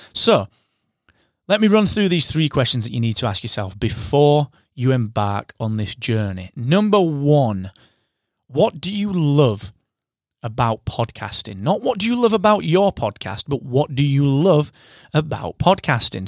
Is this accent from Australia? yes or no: no; England, United Kingdom; I am your English host